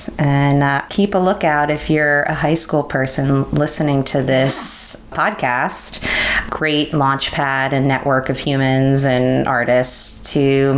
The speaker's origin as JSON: {"language": "English", "region": "New York", "country": "United States", "tie": "born or raised there", "said": "And I was born on the Upper West Side and I moved to Long Island when I was six."}